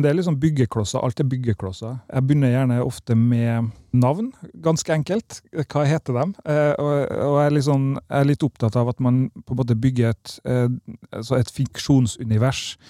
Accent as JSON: {"language": "Norwegian", "town": "Kristiansund", "region": "Møre og Romsdal", "country": "Norway", "tie": "born or raised there", "also_born_or_lived": "Lillehammer", "moved": "yes", "said": "i Kristiansund, der jeg vokste opp"}